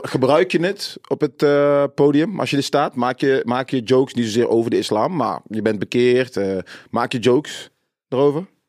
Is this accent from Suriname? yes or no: yes; Suriname; ik als Surinaamse jongen, natuurlijk heb ik veel racisme meegemaakt